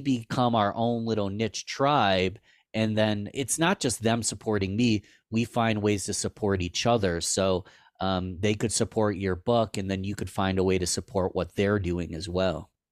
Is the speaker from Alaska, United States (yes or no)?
no; Rochester, New York, United States; born and raised in Rochester